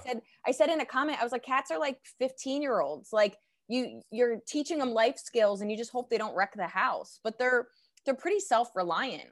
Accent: Pennington, New Jersey, United States; also born or lived in Princeton, New Jersey; I grew up, um, kinda half in Princeton, and then by the time I went to high school, I was in Pennington, New Jersey

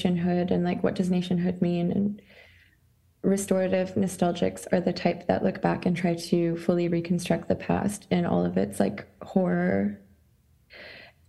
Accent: Saskatchewan, Canada; moved away as an adult; also born or lived in Montreal, Canada; now in Scotland, United Kingdom; I consider myself Ukrainian, but born in Saskatchewan on Treaty 4 territory, based in Scotland.

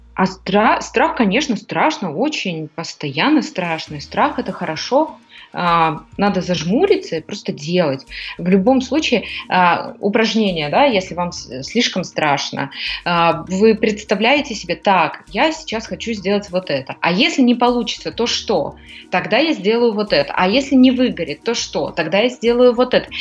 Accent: Almaty, Kazakhstan; moved away as an adult; now in Greece; я из Казахстана, меня почти вся Алматы знала

